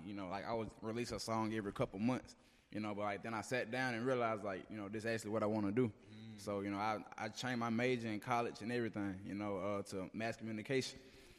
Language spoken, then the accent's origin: English; Jackson, Mississippi, United States; also born or lived in Byram / Terry; Oh, I'm originally from North Jackson, but I had like moved to like Byram and Terry.